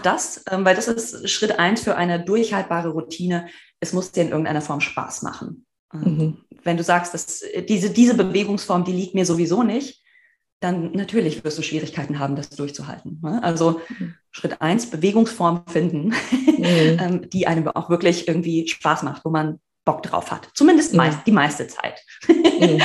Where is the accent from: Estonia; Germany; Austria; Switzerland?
Germany; Marburg, Hesse; also born or lived in Berlin; ich komme aus Marburg.